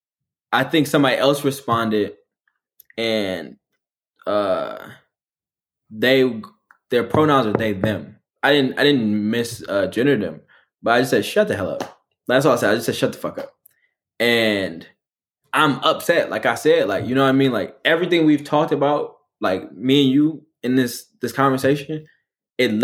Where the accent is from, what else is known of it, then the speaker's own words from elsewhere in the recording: Detroit, Michigan, United States; moved away as an adult; also born or lived in Los Angeles; I'm just a nigga from Detroit